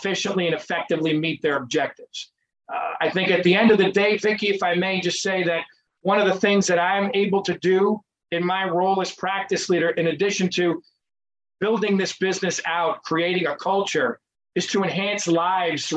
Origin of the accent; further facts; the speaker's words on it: Cobleskill, New York, United States; So I grew up in upstate New York, about a half hour west of the capital of Albany, in a little town called Cobleskill, New York